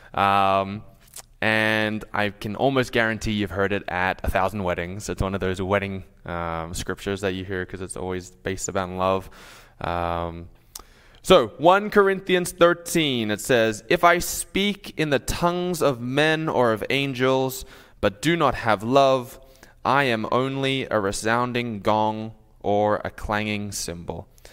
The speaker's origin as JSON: {"language": "English", "town": "Sydney", "region": "New South Wales", "country": "Australia", "also_born_or_lived": "New York", "moved": "yes", "lives_now": "Minnesota, United States", "said": "I'm from Australia"}